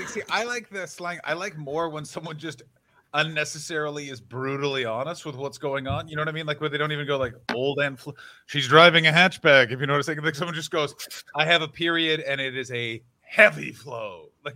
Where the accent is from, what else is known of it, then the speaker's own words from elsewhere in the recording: Canada; This is why being Canadian is.